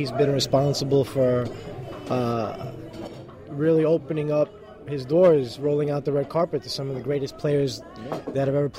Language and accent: English; New York City, New York, United States; I'm from Queens. I'm a home, you know, I mean, Queens is my hometown